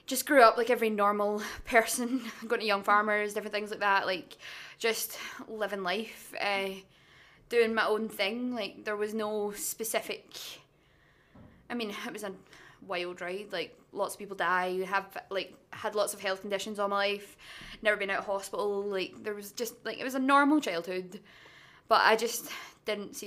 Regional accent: Blackwood, Wales, United Kingdom; I'm from a little town called Blackwood, which is the middle of nowhere.

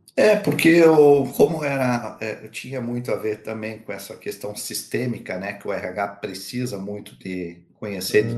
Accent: Curitiba, Paraná, Brazil; now in Pomerode, Brazil; Eu sou de Curitiba, é, estou em, em, Santa Catarina, né? Como você falou aqui em Pomerode

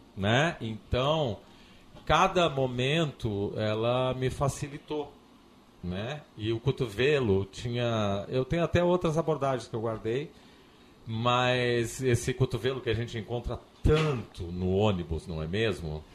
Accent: Porto Alegre, Rio Grande do Sul, Brazil; moved away as an adult; also born or lived in Vacaria; now in Florianópolis, Brazil; Eu sou, eu nasci em Vacaria, mas com três meses de idade vim para cá. Então eu sou um porto-alegrense

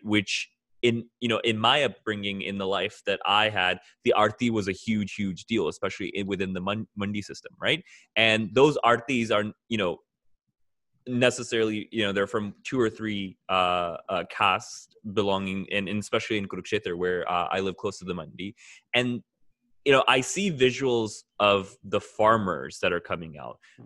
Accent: Alabama, United States; accent: American; also born or lived in Haryana; I also grew up in the West, not necessarily Toronto, but uh, a small town in Alabama.

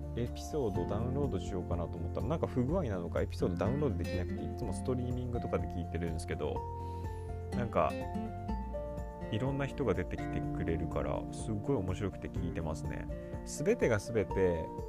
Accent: Japan; first language Japanese; also born or lived in New York, United States; 日本人だから自分はそうだからネイティブにはなれない

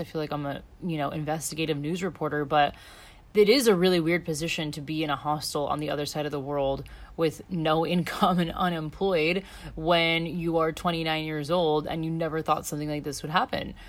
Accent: United States; moved away as an adult; now in Australia; being an American

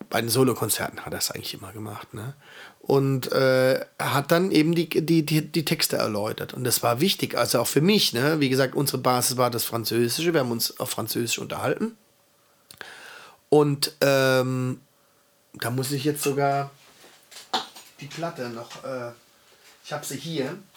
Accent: Alba, Piedmont, Italy; das ist jetzt hier aus Alba, aus meiner Heimatstadt, da wo ich herkomme.

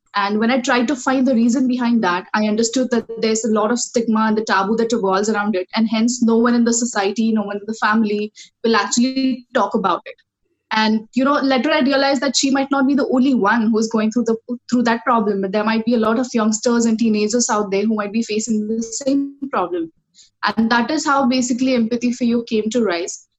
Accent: Kolhapur, Maharashtra, India; I come from uh, the city called Kolhapur, which is located in state of Maharashtra.

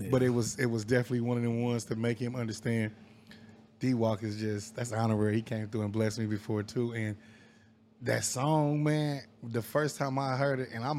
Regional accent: Wyandotte County, Kansas, United States; I'm from Wyandotte County originally.

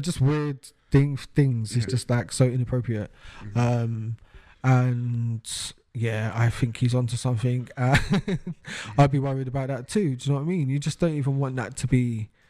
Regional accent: United Kingdom; this is literally the final nail in the coffin as far as British people and our rights

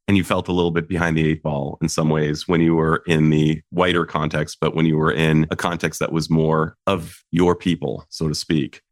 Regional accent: Saratoga, California, United States; You and I come from, in many ways, the same place, Saratoga, California

